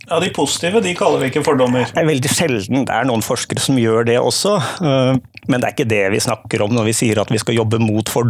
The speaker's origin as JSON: {"language": "Norwegian", "region": "Southern Norway", "country": "Norway", "tie": "born or raised there", "said": "For det andre er jeg Født og oppvokst på Sørlandet, men prøver tydeligvis å skjule det så godt jeg kan i dialekten."}